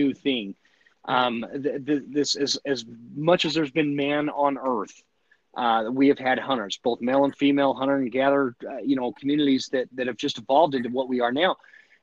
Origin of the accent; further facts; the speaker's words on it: United States; as an American